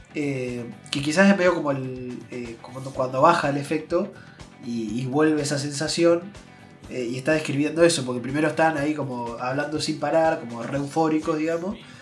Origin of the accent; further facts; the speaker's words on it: Azul, Buenos Aires Province, Argentina; nosotros que venimos de Azul, eh, de acá en Provincia de Buenos Aires